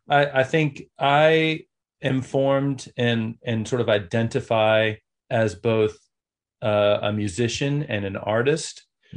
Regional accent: the South, United States; I grew up in the South in church and with music teacher parents

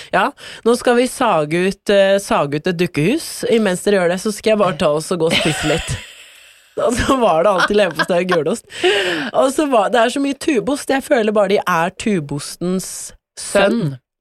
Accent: Porsgrunn, Telemark, Norway; moved away; Hjemme i Porsgrunn

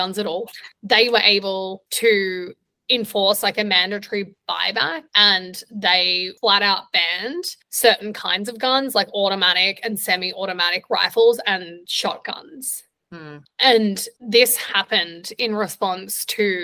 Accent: Australia; moved away as an adult; also born or lived in Vietnam; now in New York, United States; As an Australian

